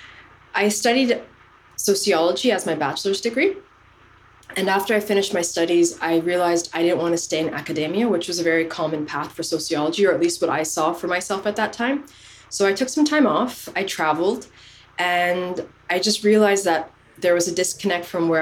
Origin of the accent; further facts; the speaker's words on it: Canada; moved away as an adult; also born or lived in Somalia; now in France; I was born in Somalia. I was raised in Canada and I've been living in France for about 10 years now.